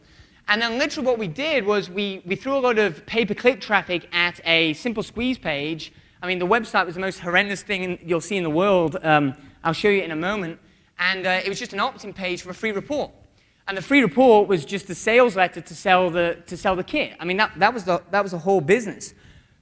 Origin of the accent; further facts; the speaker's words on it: United Kingdom; I'm British.